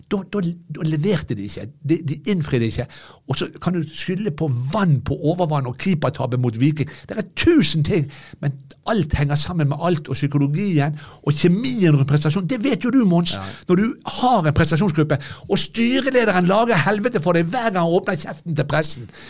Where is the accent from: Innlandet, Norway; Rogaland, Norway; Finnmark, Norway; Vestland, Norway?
Vestland, Norway; Bergen; jeg er bergenser